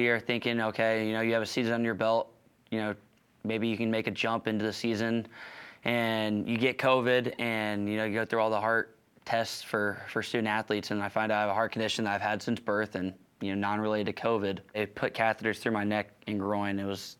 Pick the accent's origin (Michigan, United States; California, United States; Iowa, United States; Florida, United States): Iowa, United States; Council Bluffs; I grew up in Council Bluffs, Iowa, and I'd just say it's people with a lot of, you know, grit, tough. I think that's kind of the mindset that we have.